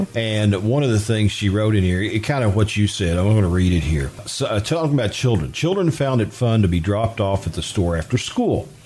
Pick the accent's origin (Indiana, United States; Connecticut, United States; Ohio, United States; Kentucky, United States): Kentucky, United States; Union Mill, Jessamine County; I grew up in the Union Mill area, and it was Stenett's Grocery.